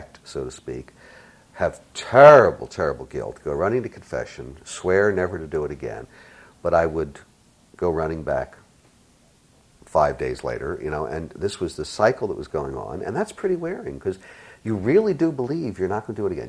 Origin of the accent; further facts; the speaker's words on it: Philadelphia, Pennsylvania, United States; I was born in Philadelphia, very poor, very, very poor